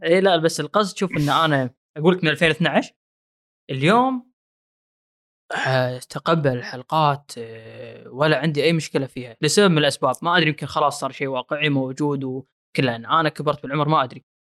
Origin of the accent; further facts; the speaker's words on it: Kuwait; انا كشخص كويتي